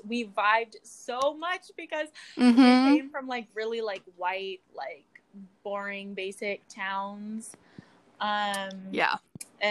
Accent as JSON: {"language": "English", "area": "Bay Area", "region": "California", "country": "United States", "also_born_or_lived": "New York City", "moved": "as an adult", "said": "I'm from the Bay Area"}